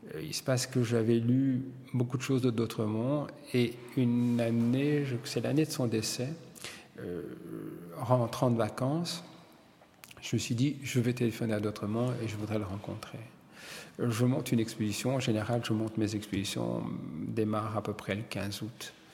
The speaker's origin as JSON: {"language": "French", "region": "Wallonia", "country": "Belgium", "tie": "born or raised there", "said": "Je suis belge parce que je suis né ici et je suis italien parce que mes parents sont italiens"}